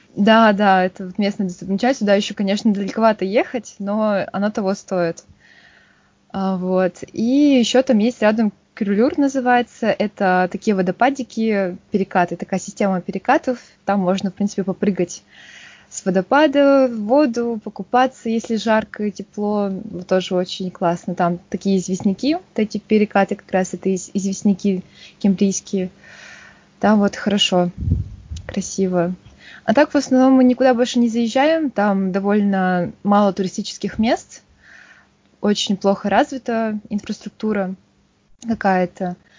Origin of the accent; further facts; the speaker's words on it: Yakutsk, Sakha Republic, Russia; Я из Якутска, столица Республики Саха. Там родилась, всю жизнь прожила